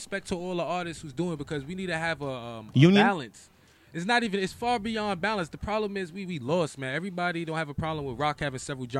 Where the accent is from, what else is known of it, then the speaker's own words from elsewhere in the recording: New York City, New York, United States; moved away; I'm from the Bronx, man.